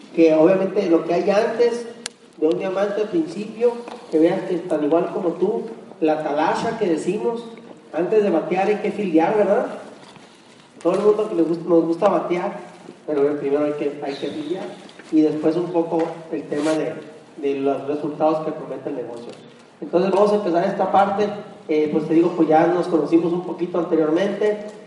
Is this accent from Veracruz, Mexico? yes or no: no; Hermosillo, Sonora, Mexico; nosotros originarios de Hermosillo, Sonora, ambos